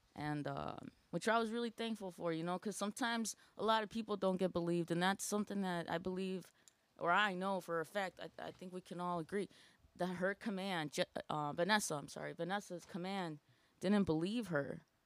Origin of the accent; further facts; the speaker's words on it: Aurora, Illinois, United States; I am from Aurora, Illinois